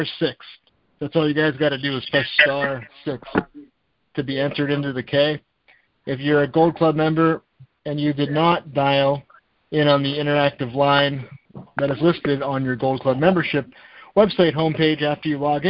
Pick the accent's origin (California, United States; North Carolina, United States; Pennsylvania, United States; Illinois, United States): Pennsylvania, United States; Erie; I am from Erie, Pennsylvania